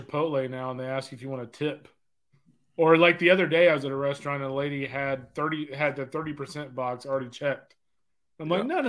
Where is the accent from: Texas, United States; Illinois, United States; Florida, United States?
Texas, United States; I'm from Texas, man.